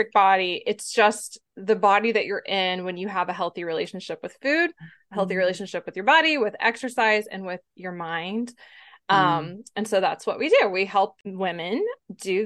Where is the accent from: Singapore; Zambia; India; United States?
United States; Texas; I'm from Texas